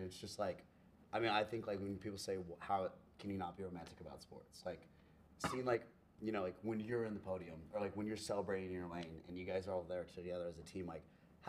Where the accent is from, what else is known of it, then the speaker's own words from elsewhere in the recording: San Antonio, Texas, United States; I'm from San Antonio.